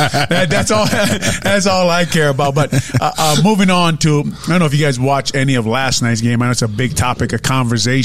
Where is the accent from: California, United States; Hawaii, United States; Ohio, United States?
Hawaii, United States; Honolulu; I'm from St. Louis High School